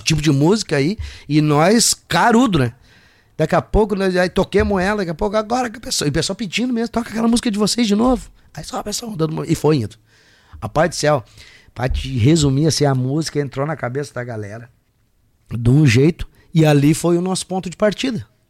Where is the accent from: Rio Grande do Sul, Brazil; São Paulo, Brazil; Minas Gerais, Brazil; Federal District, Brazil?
Rio Grande do Sul, Brazil; eu sou gaúcho